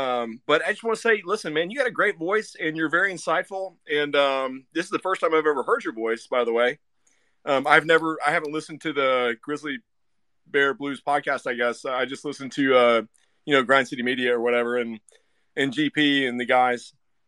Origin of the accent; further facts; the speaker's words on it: Memphis, Tennessee, United States; now in Little Rock, United States; I'm living in Little Rock, Arkansas now. I'm from Memphis, okay. Born and raised.